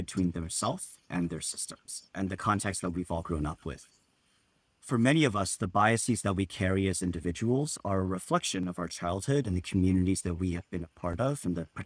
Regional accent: Southern California, United States; Really proud to have grown up in Southern California

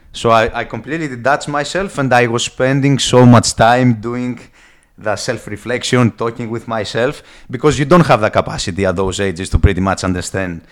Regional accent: Greece; accent: Greek; English is a second language; moved away; I come from Greece. A lot of people are gonna get it straight away from the heavy accent, and uh, pretty much, I'm just a Greek guy

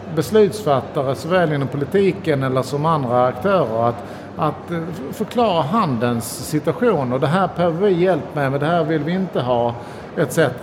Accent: Sweden; vi svenskar

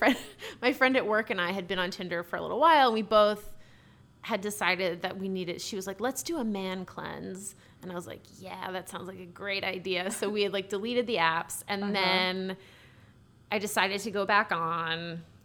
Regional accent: Boston, Massachusetts, United States; moved away; And I'm from Boston.

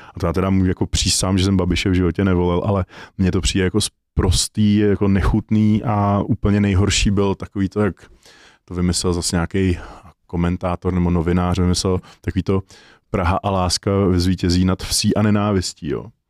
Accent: Prague, Czechia; jsem z Prahy

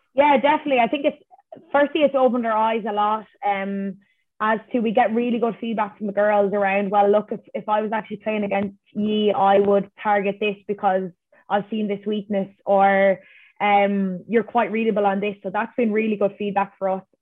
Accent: Ireland; as Irish people

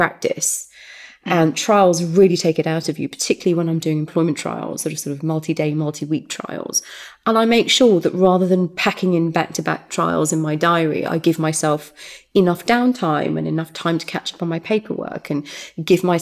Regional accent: Derby, East Midlands, United Kingdom; moved away as an adult; Home is the East Midlands. Derby, City of Champions.

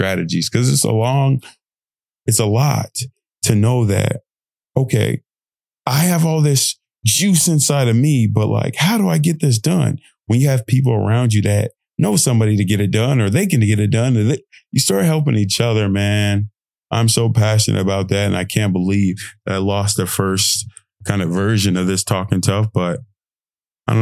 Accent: United Kingdom; accent: British; my lovely British accent.

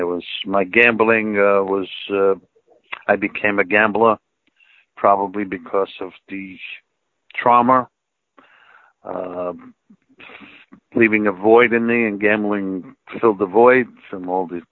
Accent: New York City, New York, United States; growing up in Harlem

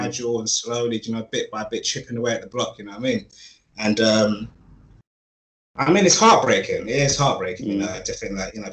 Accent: London, United Kingdom; I grew up in North London in the 90s, like mid-90s, as a child

